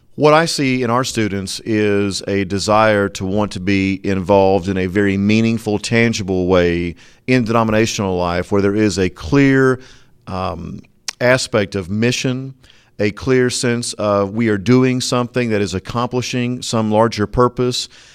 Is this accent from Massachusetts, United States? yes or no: no; Florida, United States; moved away; I'm very proud of my home state